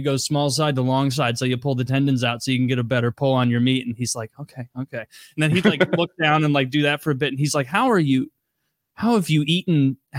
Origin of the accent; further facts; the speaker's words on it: Midwest, United States; Well, I'm from the Midwest, so me and a friend drove 9 hours.